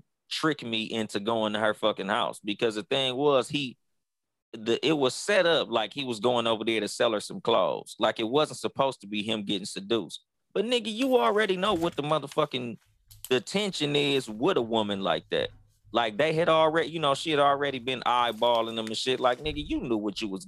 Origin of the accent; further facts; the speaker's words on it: California, United States; I'm from here, nigga. Like, this is my hometown